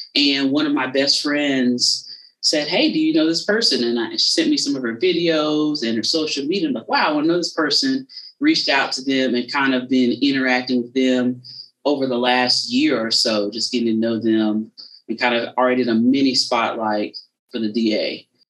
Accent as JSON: {"language": "English", "region": "South Carolina", "country": "United States", "said": "I'm from South Carolina, but I'm right on the border of Georgia, is where I'm from"}